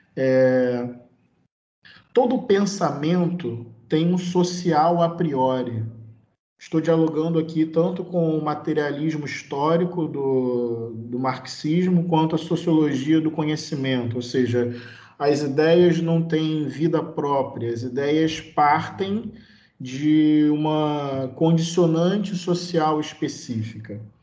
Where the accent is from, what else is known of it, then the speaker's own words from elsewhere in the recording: Brazil; eu sou brasileiro